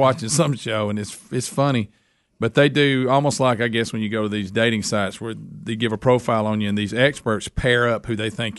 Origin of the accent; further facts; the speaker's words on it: United States; I was born in America.